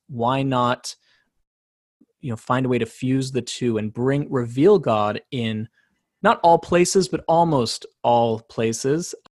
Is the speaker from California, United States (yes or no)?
yes; San Diego, California, United States; also born or lived in South Africa; I grew up in Southern California